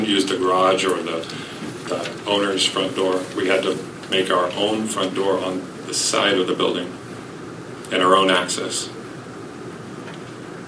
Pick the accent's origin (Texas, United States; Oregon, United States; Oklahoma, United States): Oregon, United States; Portland; moved away as an adult; now in Fairbanks, United States; Originally from Portland, Oregon